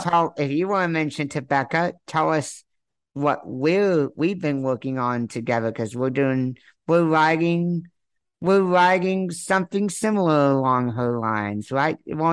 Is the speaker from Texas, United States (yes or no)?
yes; Texas, United States; I was born here in Texas.